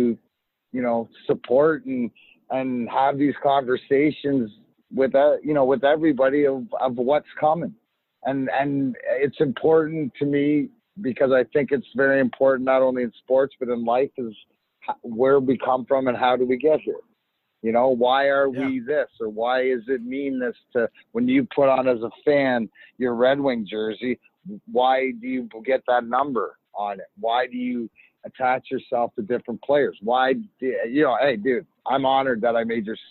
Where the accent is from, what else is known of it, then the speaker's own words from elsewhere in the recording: Leamington, Ontario, Canada; I grew up in Leamington, which is give or take 10 minutes for the border